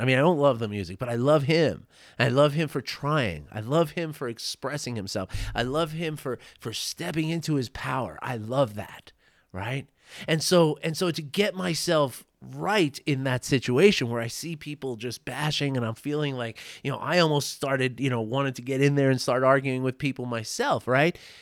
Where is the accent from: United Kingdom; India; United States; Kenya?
United States; New York City, New York; my age when I grew up in New York City